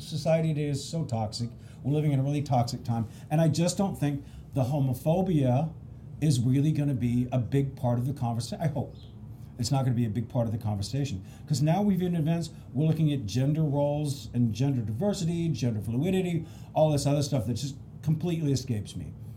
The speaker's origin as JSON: {"language": "English", "region": "Pacific Northwest", "country": "United States", "said": "I'm from the Pacific Northwest."}